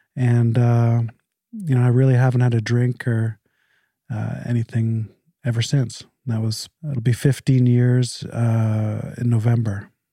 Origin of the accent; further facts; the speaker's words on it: Canada; moved away as an adult; I was born in Canada. Um, I moved here about fifteen years ago, but I'm very Canadian